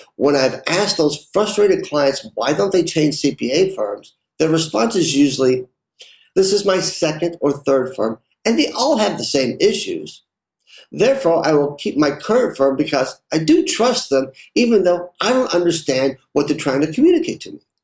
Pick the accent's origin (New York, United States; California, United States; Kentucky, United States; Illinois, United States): Kentucky, United States; Lexington; Growing up, I worked in a family restaurant in Lexington, Kentucky